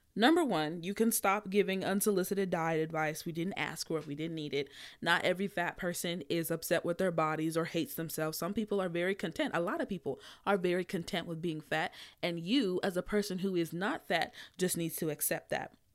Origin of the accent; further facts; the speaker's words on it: Nigeria; being Nigerian